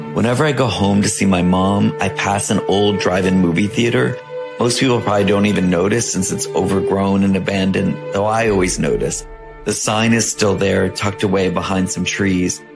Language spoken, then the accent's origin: English; Monroe, Connecticut, United States; my hometown bookstore, the, the bookstore in the town where I grew up